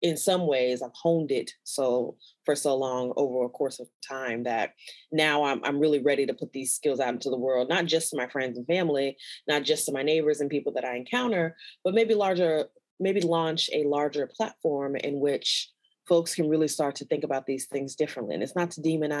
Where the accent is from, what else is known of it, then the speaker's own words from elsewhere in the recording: Chicago, Illinois, United States; I grew up in Chicago, Illinois, and I'm a Black